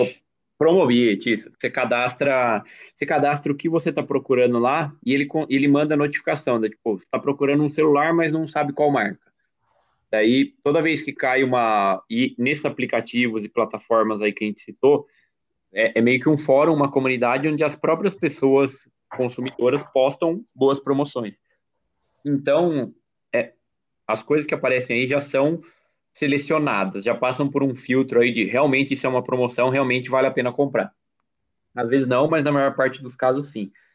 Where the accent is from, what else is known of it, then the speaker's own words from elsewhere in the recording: Brazil; eu sou brasileiro, patriota, cidadão de bem